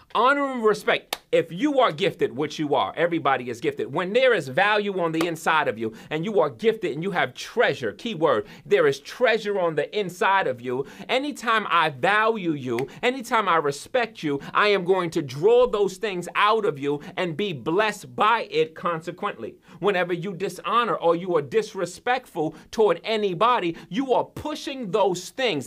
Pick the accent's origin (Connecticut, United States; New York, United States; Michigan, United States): New York, United States; also born or lived in central Massachusetts; now in Massachusetts, United States; I'm from New York, but when I first came, uh, out here to Massachusetts